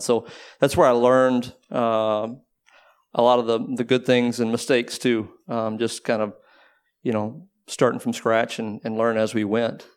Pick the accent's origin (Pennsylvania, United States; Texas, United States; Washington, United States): Texas, United States; Waco; now in Austin, United States; I grew up in Waco, but I was at school there and I've pretty much been there ever since.